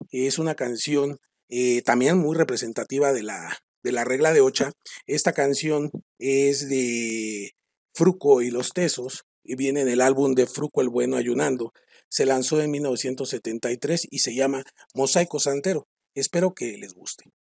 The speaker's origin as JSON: {"language": "Spanish", "country": "Mexico", "said": "los que somos mexicanos"}